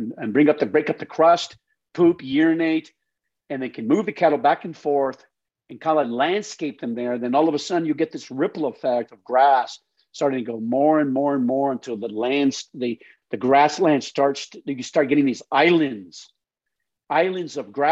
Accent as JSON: {"language": "English", "region": "New Mexico", "country": "United States", "tie": "born or raised there", "also_born_or_lived": "Las Cruces, New Mexico / Oklahoma", "moved": "yes", "said": "I grew up in New Mexico"}